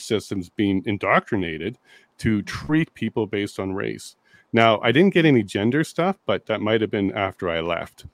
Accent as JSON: {"language": "English", "region": "Ontario", "country": "Canada", "moved": "as an adult", "lives_now": "Alberta, Canada", "said": "I'm a paralegal from Ontario originally. I'm now in Alberta"}